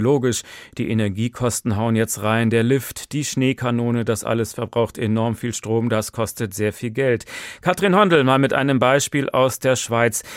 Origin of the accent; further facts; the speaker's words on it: Hesse, Germany; bei uns in Hessen